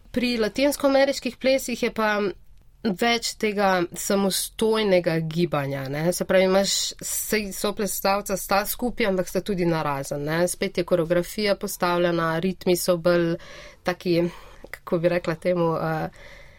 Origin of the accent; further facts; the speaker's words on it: Brežice, Lower Sava, Slovenia; moved away as an adult; now in Ljubljana, Slovenia; jaz prihajam iz Brežic